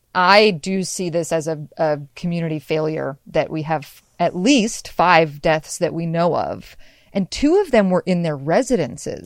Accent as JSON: {"language": "English", "region": "Washington", "country": "United States", "tie": "born or raised there", "also_born_or_lived": "Seattle, Washington", "said": "I'm from Western Washington, I grew up in snow"}